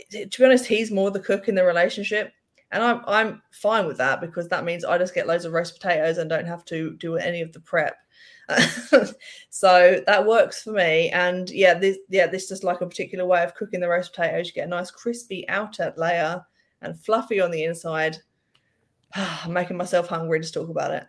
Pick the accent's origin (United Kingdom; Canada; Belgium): United Kingdom; England; being English